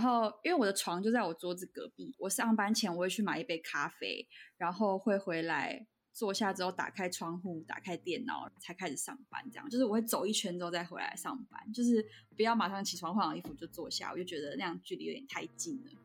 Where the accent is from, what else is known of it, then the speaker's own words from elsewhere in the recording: Taiwan; also born or lived in Ontario, Canada; now in Canada; 那回台湾就是它当然是什么都比较便宜